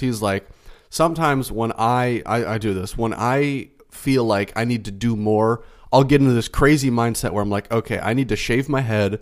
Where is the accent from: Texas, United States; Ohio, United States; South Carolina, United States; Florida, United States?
Florida, United States; I was born and raised in Florida